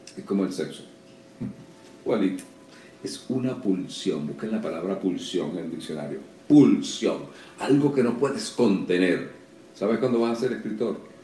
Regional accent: Caracas, Miranda, Venezuela; moved away as an adult; now in Miami, United States; en Altamira o en Cebucán, donde me crié

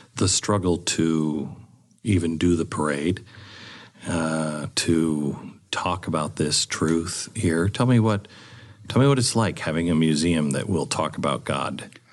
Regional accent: West Coast, United States; now in Texas, United States; I grew up on the West Coast where you have rocks

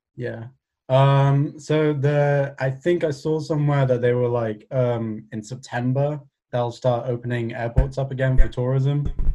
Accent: Cardiff, Wales, United Kingdom; I'm from Cardiff

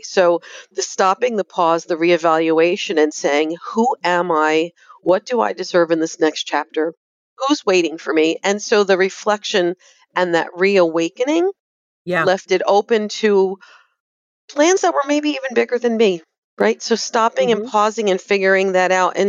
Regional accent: New Jersey, United States; I'm from New Jersey

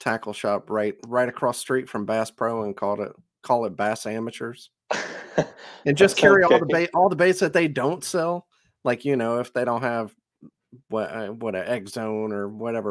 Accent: Mississippi, United States; I'm from Mississippi

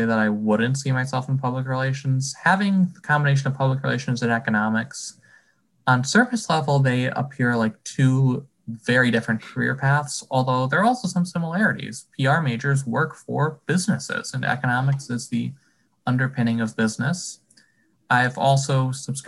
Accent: Wallingford, Connecticut, United States; I'm from Wallingford

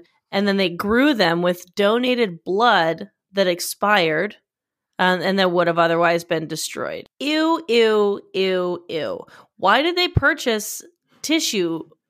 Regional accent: Australia; Wait, hold on. I'm too Australian.

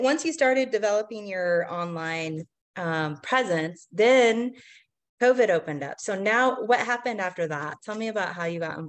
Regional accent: Portland, Oregon, United States; you know, I'm kind of from Portland too.

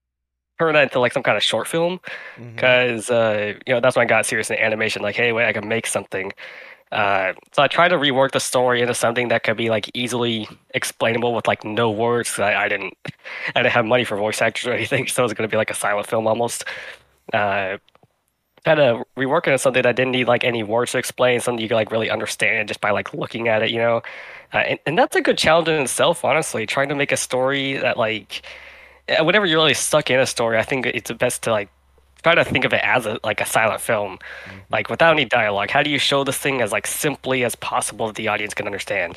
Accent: Arkansas, United States; moved away as an adult; also born or lived in New York; I grew up in Arkansas, and there's literally no animation classes in there whatsoever.

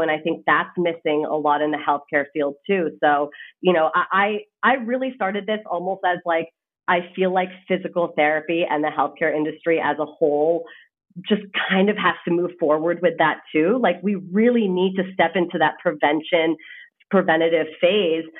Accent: Canada; moved away as an adult; now in United States; I am actually Canadian. So, I come from across the border. Um, and the reason I came to the States is actually because I played tennis in college

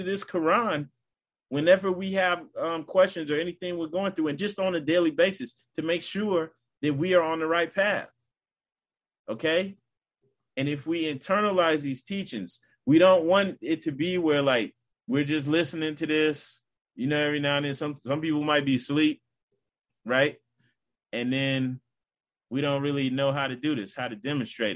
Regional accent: United States; as an American, a true American

